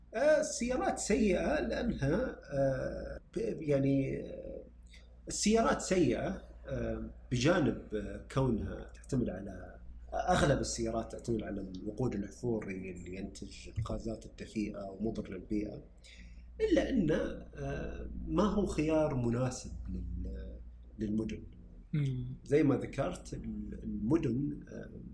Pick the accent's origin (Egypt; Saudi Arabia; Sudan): Saudi Arabia; هنا عندنا بالسعودية